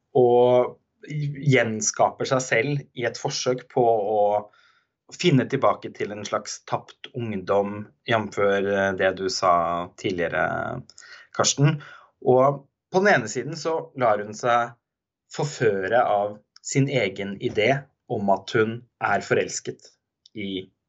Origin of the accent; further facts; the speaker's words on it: Halden, Østfold, Norway; moved away; min hjemby